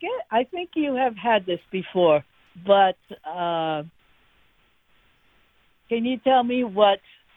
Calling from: near Fitzgerald, Georgia, United States; I'm calling 10 miles north of Fitzgerald.

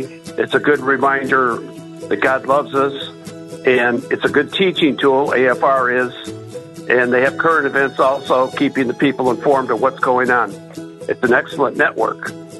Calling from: Humble, Texas, United States; I'm calling from Humble, Texas.

